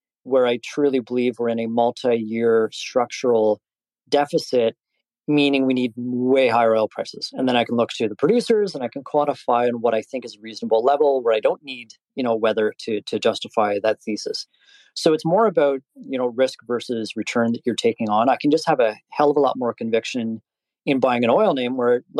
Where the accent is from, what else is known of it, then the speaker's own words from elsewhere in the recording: Canada; I'm Canadian